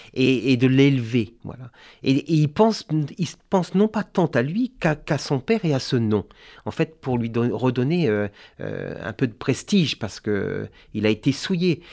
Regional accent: Brittany, France; je suis breton

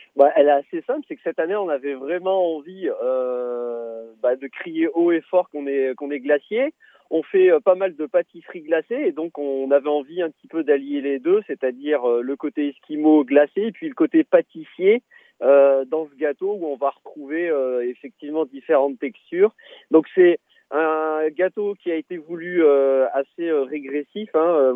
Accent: Tournon-sur-Rhône, Auvergne-Rhône-Alpes, France; from Ardèche, de là où on vient d'ailleurs, de Tournon-sur-Rhône

